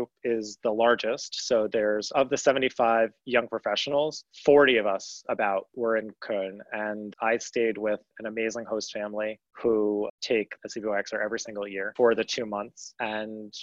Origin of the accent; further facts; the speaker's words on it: New York, United States; moved away as an adult; also born or lived in Washington, D.C.; I am a city person. I've always lived in big cities. I'm from New York